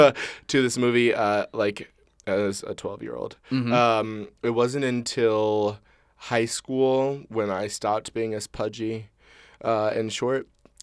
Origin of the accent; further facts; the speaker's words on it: Prince George's County, Maryland, United States; When I was a young child growing up in Prince George's County, Maryland, I was a part of this like after-school performing arts troupe called Colors